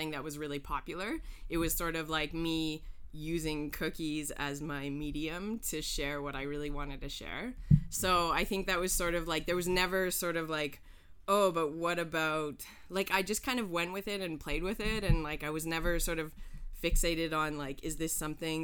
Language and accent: English; Calgary, Alberta, Canada; moved away as an adult; also born or lived in Havana, Cuba; now in Montreal, Canada; I'm originally from Calgary, Alberta